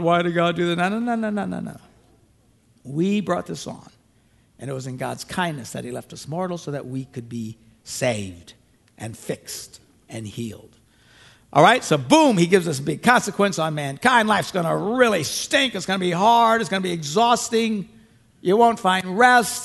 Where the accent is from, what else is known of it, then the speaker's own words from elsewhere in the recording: Green Bay, Wisconsin, United States; where I'm from Green Bay